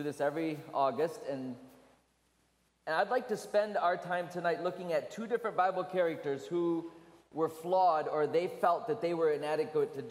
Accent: Michigan, United States; I was raised in Michigan, so we had a lot of snow

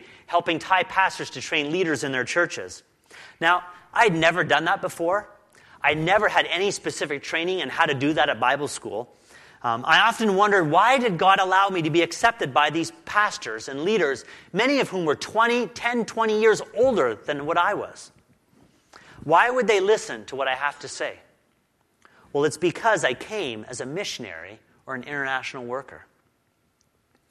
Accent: Canada; also born or lived in Phuket, Thailand; as Canadians

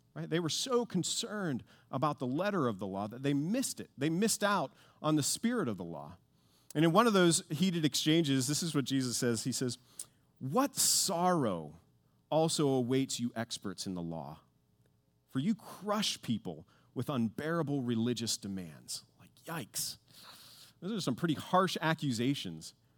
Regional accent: Pittsburgh, Pennsylvania, United States; I grew up in Pittsburgh

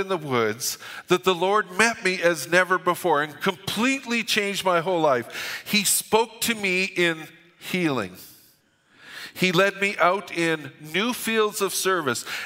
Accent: Alberta, Canada; We're from Alberta

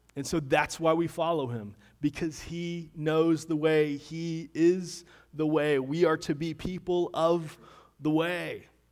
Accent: Deltona, Florida, United States; moved away; I grew up in Deltona, Florida. Haven't lived there for a number of years now

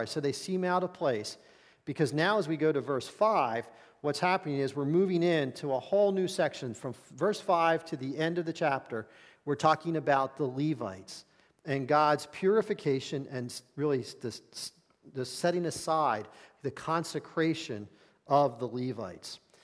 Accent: Philadelphia, Pennsylvania, United States; I was born in Philadelphia, raised in this area

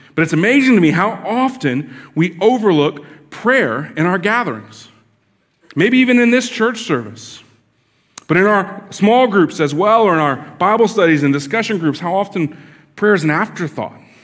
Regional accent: Florida, United States; I grew up here in Florida

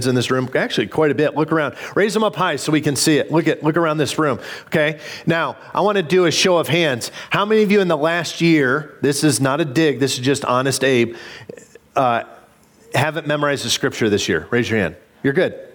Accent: Illinois, United States; moved away; a kid growing up in Illinois

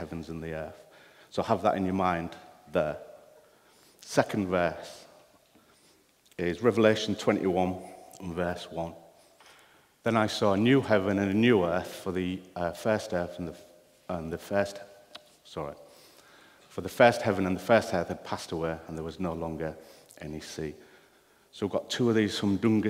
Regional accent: United Kingdom; I am British

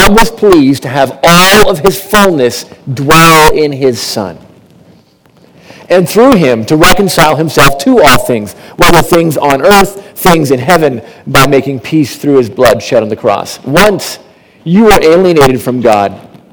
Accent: Milton, Ontario, Canada; moved away as an adult; also born or lived in Calgary, Canada; I grew up in Milton

